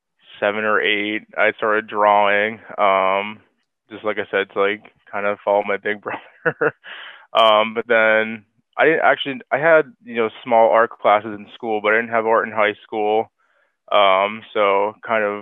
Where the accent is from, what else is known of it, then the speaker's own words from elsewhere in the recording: Hazleton, Pennsylvania, United States; moved away as an adult; also born or lived in Kutztown, Pennsylvania; now in Philadelphia, United States; I grew up in Hazleton. I'm in Philly now